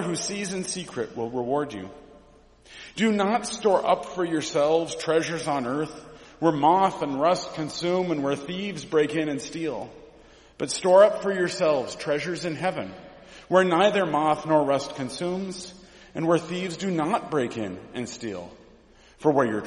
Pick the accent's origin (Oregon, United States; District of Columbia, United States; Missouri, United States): Oregon, United States; Mount Angel; I grew up in Mount Angel, Oregon.